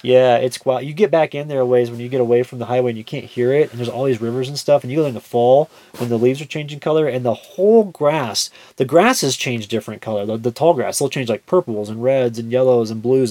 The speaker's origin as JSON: {"language": "English", "region": "Kansas", "country": "United States", "said": "We're all from Kansas."}